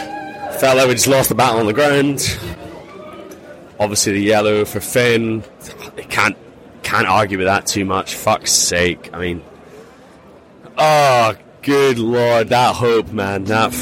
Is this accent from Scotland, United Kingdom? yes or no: yes; Edinburgh, Scotland, United Kingdom; I'm from Edinburgh.